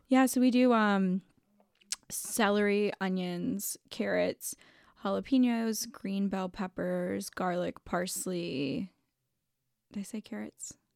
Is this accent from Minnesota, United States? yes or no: no; Toledo, Ohio, United States; I grew up in Toledo